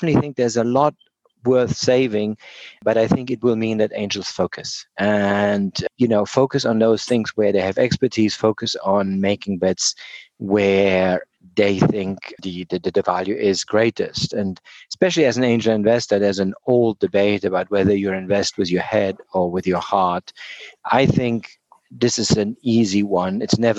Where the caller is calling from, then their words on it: Oxford, South East England, United Kingdom; I am calling in from Oxford, England. I spend a significant amount of time in British Columbia and work very closely with NACO.